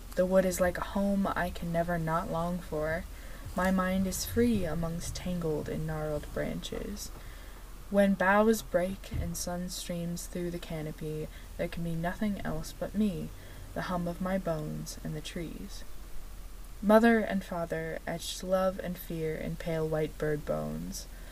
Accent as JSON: {"language": "English", "country": "United States", "said": "we are very American"}